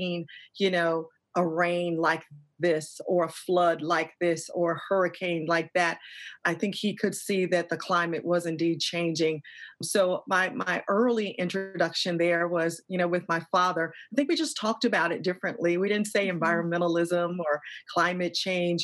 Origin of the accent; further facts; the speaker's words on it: Atlanta, Georgia, United States; moved away; I am from the South. I'm actually in Atlanta, Georgia right now, visiting my mom. So this is home for me.